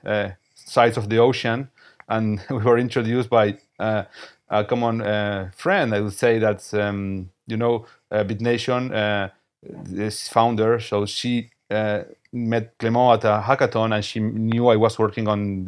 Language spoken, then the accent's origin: English; Buenos Aires, Argentina; I am from Buenos Aires, Argentina